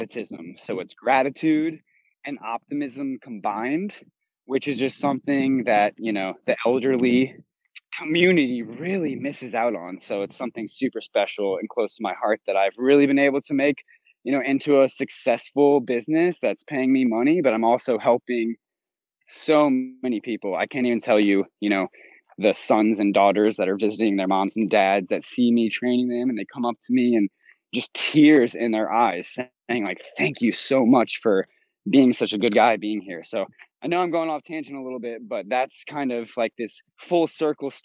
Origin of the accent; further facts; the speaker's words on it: Mandeville, Louisiana, United States; moved away as an adult; now in Austin, United States; I'm from Mandeville, Louisiana, right outside of New Orleans